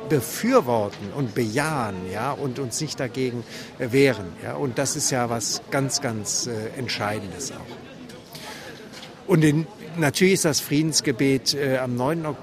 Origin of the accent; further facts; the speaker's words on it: West Germany, Germany; moved away as an adult; now in Leipzig, Germany; Ich lebe erst seit 1992 in Leipzig. Ähm, ich komme aus Westdeutschland und ähm, wurde dann 92 hier in der Thomaskirche Pfarrer.